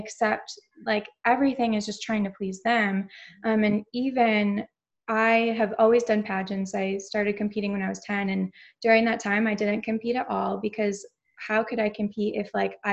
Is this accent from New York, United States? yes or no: yes; New York, United States; moved away as an adult; now in Orlando, United States; So I'm originally from New York